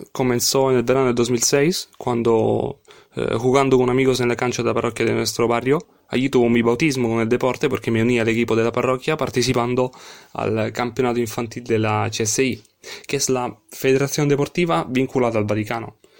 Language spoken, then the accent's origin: Spanish; Rome, Lazio, Italy; Spanish is a second language; tengo 27 años y vengo de Roma